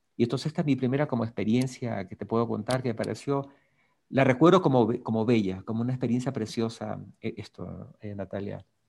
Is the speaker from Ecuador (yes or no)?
yes; Guayaquil, Guayas, Ecuador; also born or lived in Puerto Viejo (Portoviejo), Ecuador; yo nací en Guayaquil